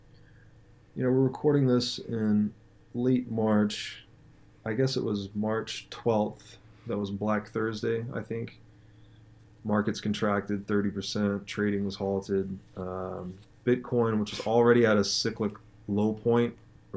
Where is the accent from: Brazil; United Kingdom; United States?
United States; Tennessee; moved away; I'm from Tennessee originally